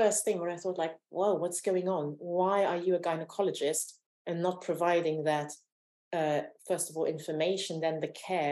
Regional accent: Romania; moved away; I was born in Romania during the communist dictatorship

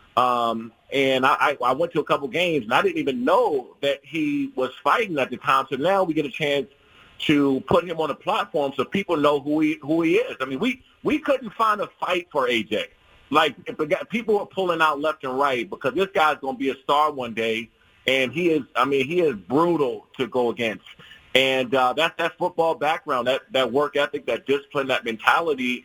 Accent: Prince George's County, DMV area, Maryland, United States; moved away; I grew up in the Prince George's County, uh, Prince George's County and DMV area

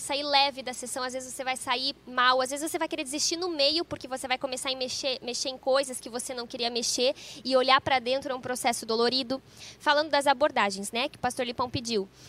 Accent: Cruz Alta, Rio Grande do Sul, Brazil

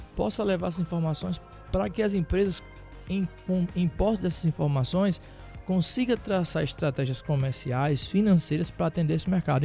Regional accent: Rio Grande do Norte, Brazil; 34 anos, sou potiguar

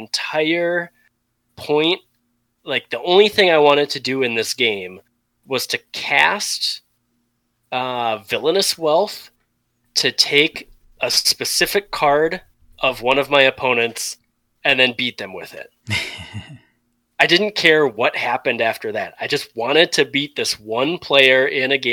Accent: Wisconsin, United States; born and raised in Wisconsin

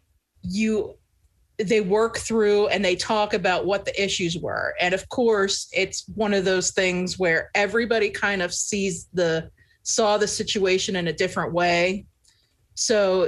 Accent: Pennsylvania, United States; I'm from Pennsylvania

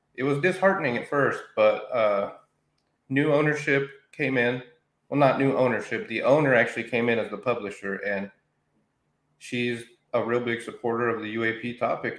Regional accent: Roswell, New Mexico, United States; born and raised in Roswell, New Mexico

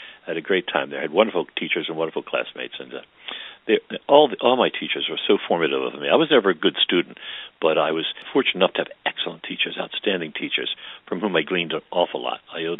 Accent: Baltimore, Maryland, United States; I grew up in West Baltimore along Evanston Avenue. Until I was four, I lived close to St. Bernardine's Church, and then we moved down in 1950 to two blocks past St. William's Church. So I was always on the West End

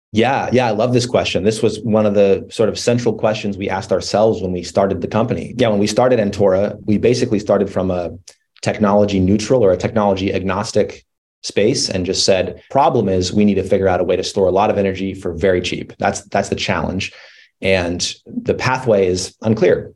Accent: Colorado, United States; I grew up in Colorado in the mountains

